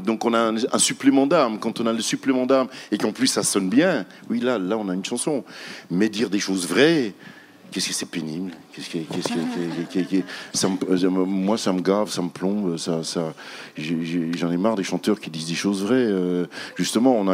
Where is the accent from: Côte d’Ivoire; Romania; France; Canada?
Canada; Quebec; Nous, les amis du Verbe, nous, nous on vient de, du Québec et on a trois versions de, de j'allais dire de ….